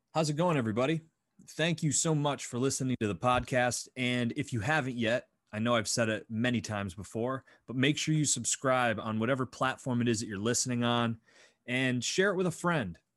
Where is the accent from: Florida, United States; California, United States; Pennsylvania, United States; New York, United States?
Pennsylvania, United States; Northwestern; I'm Northwestern Pennsylvania